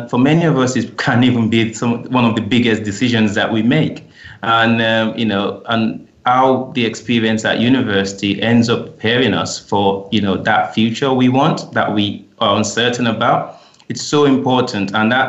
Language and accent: English; Nigeria; moved away as an adult; now in United Kingdom; I came down from Nigeria in the pursuit of education.